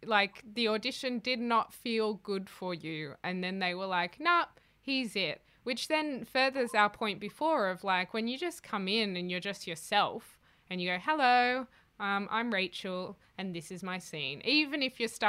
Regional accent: Australia; as an Australian actor

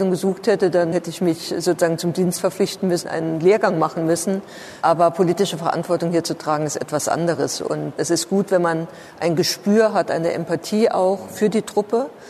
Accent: Saarland, Germany; mir als Saarländerin und im Übrigen auch als äh, die Ministerpräsidentin, die für das Saarland eine Frankreich-Strategie entwickelt hat

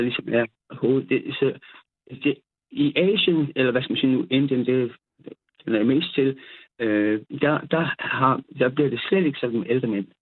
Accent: South Funen, Southern Denmark, Denmark; jeg er nede fra Sydfyn

